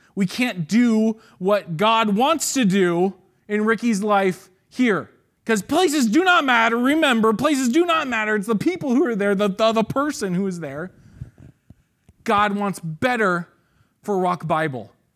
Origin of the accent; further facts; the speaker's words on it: San Ramon, California, United States; I grew up in Saint Ramon